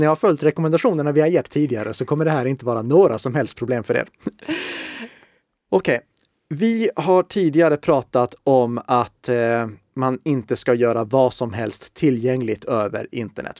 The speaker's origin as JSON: {"language": "Swedish", "town": "Uppsala", "region": "Uppsala County", "country": "Sweden", "tie": "born or raised there", "said": "Jag är född i Uppsala"}